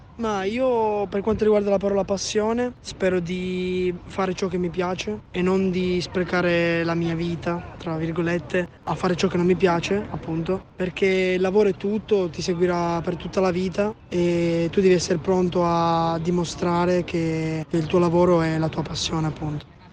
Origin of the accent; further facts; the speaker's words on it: Piossasco/Pianezza area, Piedmont, Italy; ho 16 anni e vengo dal Pignano